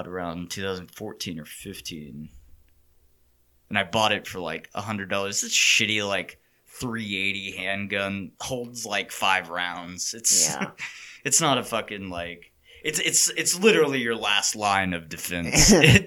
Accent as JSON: {"language": "English", "region": "Texas", "country": "United States", "said": "as a Texan"}